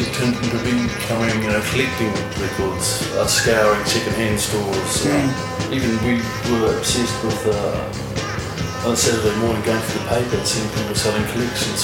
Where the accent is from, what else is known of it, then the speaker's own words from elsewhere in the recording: Ranfurly, Otago, New Zealand; also born or lived in North Canterbury / Dunedin; living on farm communities, we grew up in Ranfurly.